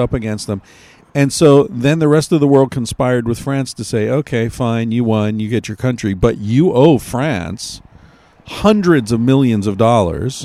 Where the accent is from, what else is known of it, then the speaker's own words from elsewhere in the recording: United States; I'm American